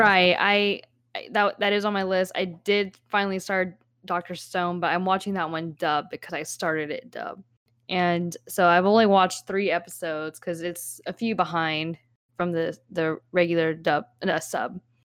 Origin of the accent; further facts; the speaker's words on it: United States; I'm Asian American